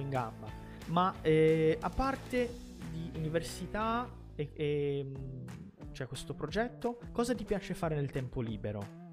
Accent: Brazil; Italian is a second language; sono nato in Brasile

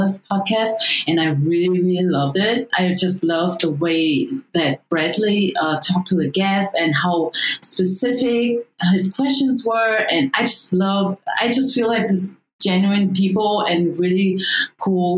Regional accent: Germany; moved away as an adult; also born or lived in Vietnam; now in Los Angeles, United States; I was born in Vietnam. I grew up in Germany. I came to LA in 2015, so not long time ago.

